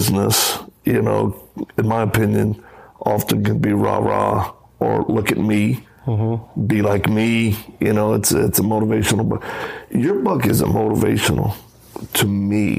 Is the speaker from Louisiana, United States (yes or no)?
yes; Cajun, Louisiana, United States; I'm a Cajun